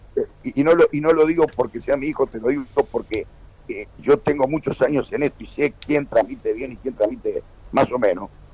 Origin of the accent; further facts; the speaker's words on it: Uruguay; De Uruguay.